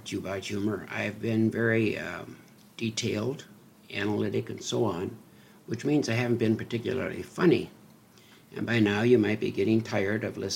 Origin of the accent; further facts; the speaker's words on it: North Dakota, United States; I grew up in North Dakota